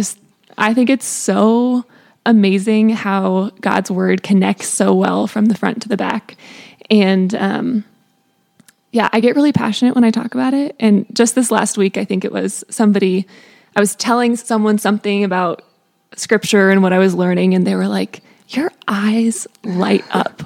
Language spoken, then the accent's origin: English; Colorado, United States; I grew up in Colorado, went to CCU for school